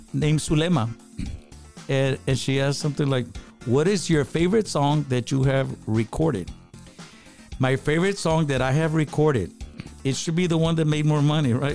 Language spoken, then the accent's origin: English; Eagle Pass, Texas, United States; We're from Eagle Pass, Texas.